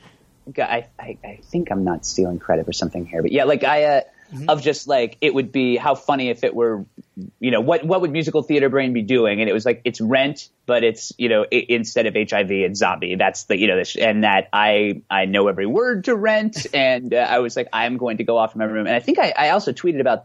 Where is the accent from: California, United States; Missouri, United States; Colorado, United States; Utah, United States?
California, United States; Bay Area; I'm from the Bay Area